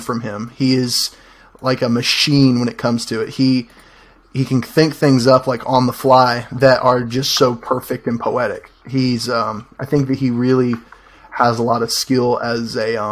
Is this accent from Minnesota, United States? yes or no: no; Clanton, Alabama, United States; I'm a filmmaker from Clanton, Alabama